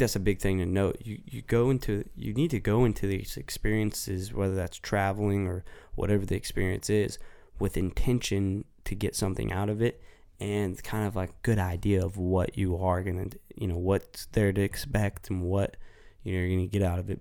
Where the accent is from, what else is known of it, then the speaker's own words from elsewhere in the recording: United States; being an American